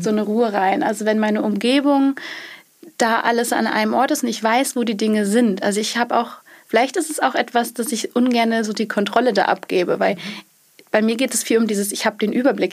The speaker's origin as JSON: {"language": "German", "region": "Schleswig-Holstein", "country": "Germany", "tie": "born or raised there", "said": "ursprünglich ähm, aus Schleswig-Holstein aus äh, vom Bauernhof"}